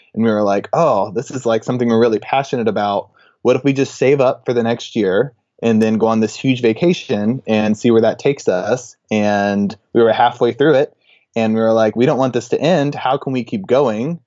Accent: Texas, United States; I'm from Texas

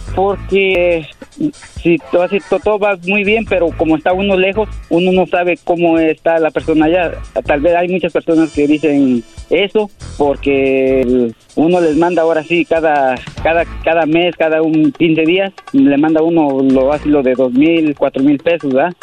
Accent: Puebla, Mexico; now in United States; yo soy de Puebla

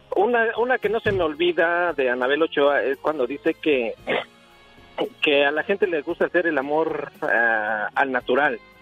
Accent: Mexico City, Mexico; now in Albuquerque, United States; yo nací en la Ciudad de México

